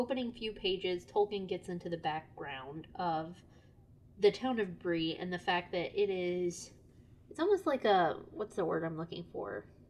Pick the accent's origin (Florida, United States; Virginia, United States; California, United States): Florida, United States; Lake City; my hometown of Lake City is at the crossroads of I-75 and I-10.